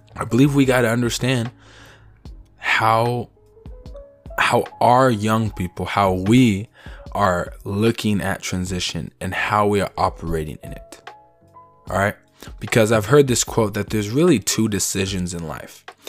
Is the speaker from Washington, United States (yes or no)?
yes; Seattle, Washington, United States; I'm from Seattle